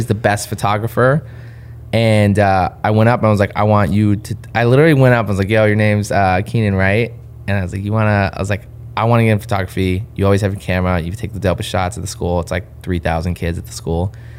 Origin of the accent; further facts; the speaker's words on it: Claremont, California, United States; That's born and raised in Southern California.